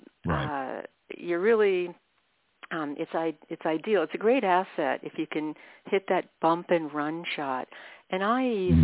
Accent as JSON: {"language": "English", "town": "Washington", "region": "District of Columbia", "country": "United States", "also_born_or_lived": "Ireland", "moved": "as an adult", "lives_now": "Arizona, United States", "said": "I'm from Washington, D.C. originally, where it's hot, sticky, muggy."}